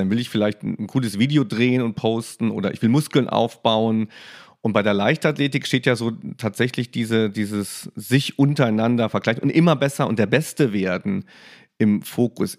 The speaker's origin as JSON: {"language": "German", "region": "Saarland", "country": "Germany", "tie": "born or raised there", "said": "Ich bin im Saarland aufgewachsen"}